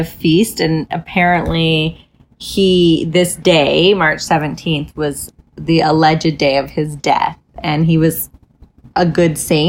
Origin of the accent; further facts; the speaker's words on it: Canada; Yeah, I'm Canadian.